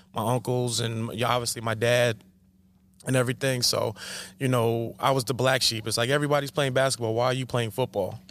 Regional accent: Coram, New York, United States; also born or lived in Smithtown, New York; I'm born and bred right here in Long Island. Born in Smithtown, raised in Corum

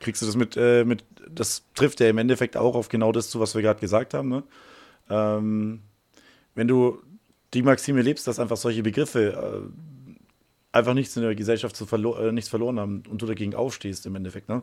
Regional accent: Bavaria, Germany; Ich bin hier in dem Schulsystem groß geworden.

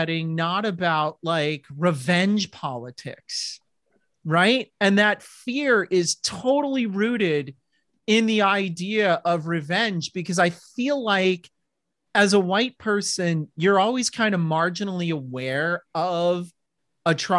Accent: Livermore, California, United States; my hometown of Livermore

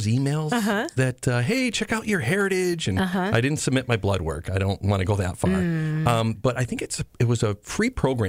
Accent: Berkshire County, Massachusetts, United States; born or raised there

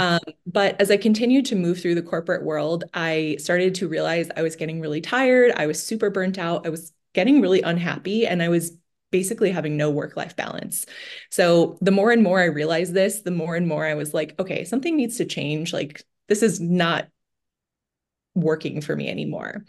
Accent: Bay Area, California, United States; moved away as an adult; now in Chicago, United States; I grew up in the Bay Area, went to school in the Bay Area.

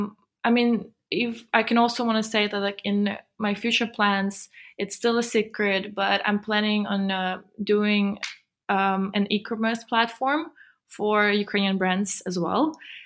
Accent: Switzerland; because I grew up in Switzerland, and Switzerland is amazing.

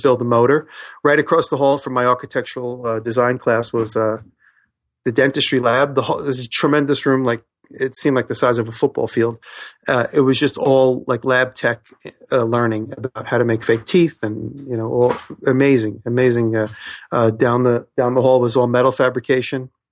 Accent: Woodmere, New York, United States; also born or lived in Queens; I grew up in Long Island, a small town called Woodmere

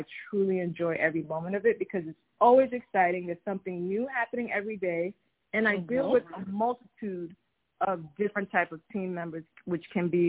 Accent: New York City, New York, United States; I'm first-generation Nigerian. I was raised in Staten Island.

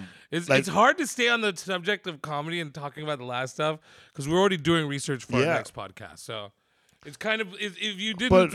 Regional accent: California, United States; I'm so ready to be offended by everything because I'm from the Bay.

